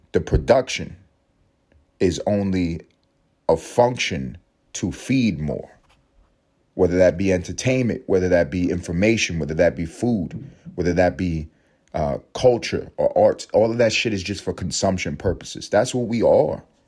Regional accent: United States; I'm an American

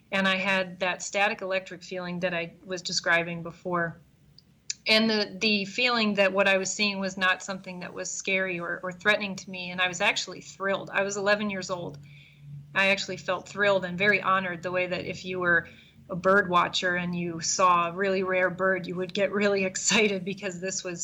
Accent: East Coast, United States; now in Chicago, United States; I'm fully indoctrinated into the Midwest now, even though I grew up on the East Coast.

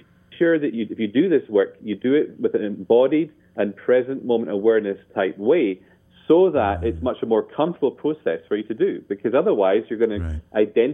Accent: Scotland, United Kingdom; I'm Scottish

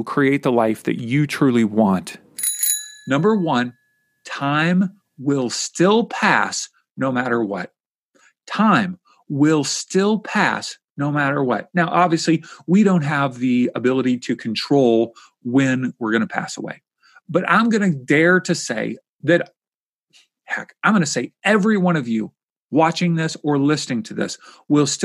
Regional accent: Kentucky, United States; my home state where I grew up

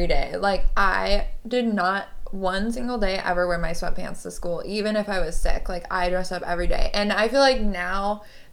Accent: Seattle, Washington, United States; I'm from Seattle

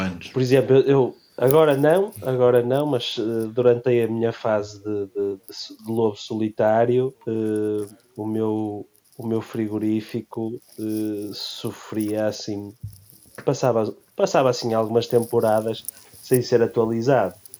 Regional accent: Leça da Palmeira, Norte, Portugal; sou de Leça da Palmeira

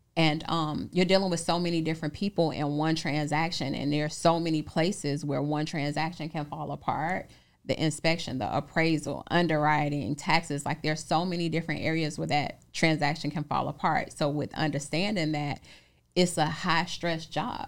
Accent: Chicago, Illinois, United States; I'm from Chicago

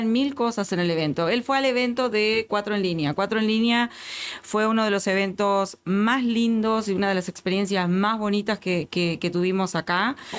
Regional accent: Uruguay; moved away as an adult; now in Houston, United States; como uruguaya que tiene más de 20 años en este país

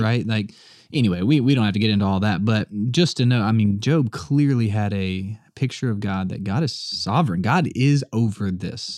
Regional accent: the South, United States; I'm the only Southerner in my family

